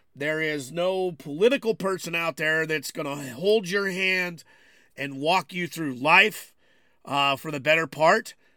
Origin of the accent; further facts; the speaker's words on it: United States; I consider myself an American